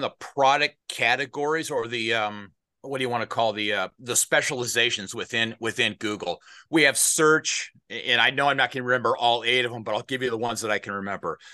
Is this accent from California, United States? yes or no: no; Des Moines, Iowa, United States; also born or lived in northern Minnesota; I grew up, my home is Des Moines, Iowa. I was born in Des Moines, Iowa, and I spent my, uh, formative years there